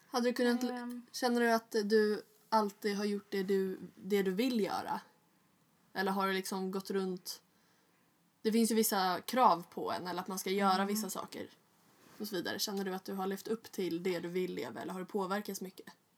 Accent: Stockholm, Stockholm County, Sweden; jag föddes ju på Östermalm

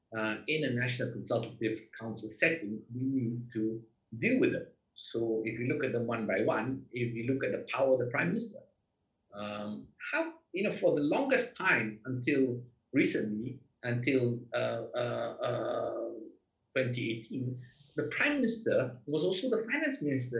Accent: Malaysia; I'm Malaysian.

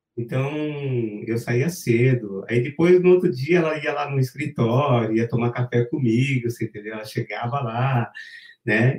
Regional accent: Brazil; a gente é brasileiro

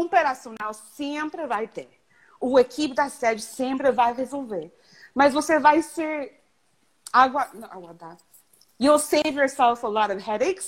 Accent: Canada; Portuguese is a second language; also born or lived in Mexico / Rio de Janeiro, Brazil / Toronto; meus pais são de Nicarágua, eu nasci em México, mas eu cresci no Canadá.

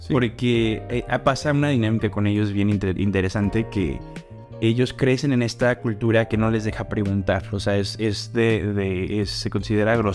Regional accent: Mexico; siendo yo moreno, desde que soy de México.

